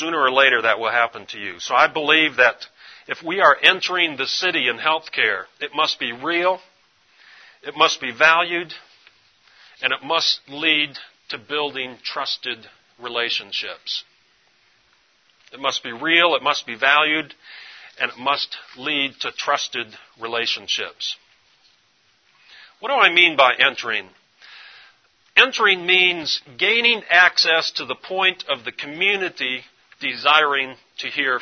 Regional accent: East Tennessee, United States; East Tennessee

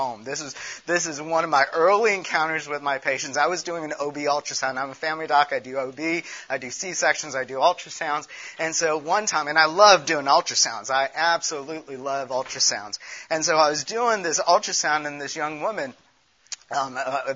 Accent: Chicago, Illinois, United States; also born or lived in India / California; now in Tennessee, United States; I was born in India. I grew up in Chicago

